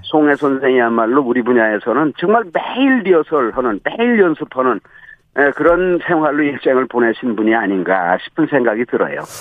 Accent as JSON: {"language": "Korean", "region": "Hwanghae", "country": "North Korea", "tie": "born or raised there", "moved": "yes", "lives_now": "South Korea", "said": "황해도에서 태어난 사람이니까"}